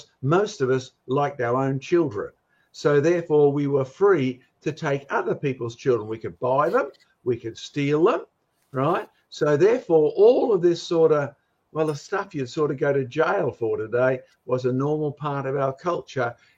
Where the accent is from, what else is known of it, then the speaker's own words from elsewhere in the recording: Australia; I'm an Aussie as well as a Scots roots